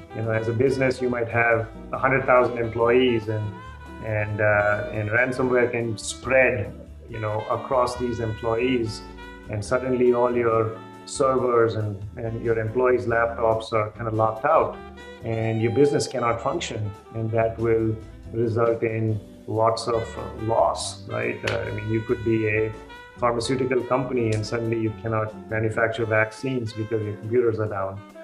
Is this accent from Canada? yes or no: no; Jamshedpur, Jharkhand, India; moved away; I was born and brought up in India. I grew in a little place called uh, Jamshedpur. Uh, it's in the state of Bihar in India.